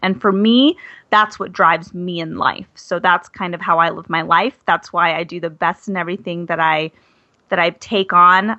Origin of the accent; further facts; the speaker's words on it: Arizona, United States; moved away as an adult; also born or lived in Flagstaff / Washington, D.C.; I'm from Arizona.